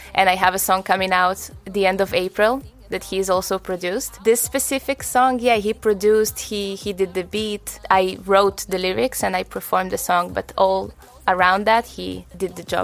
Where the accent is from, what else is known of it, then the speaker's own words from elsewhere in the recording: Israel; also born or lived in Russia; I was seven years old, we moved from Russia to Israel